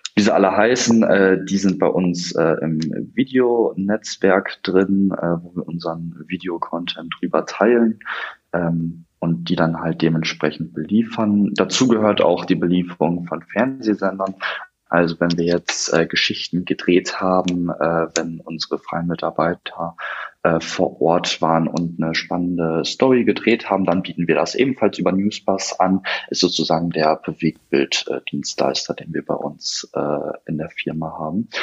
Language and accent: German; Osnabrück, Lower Saxony, Germany; komme aus Osnabrück äh, in Niedersachsen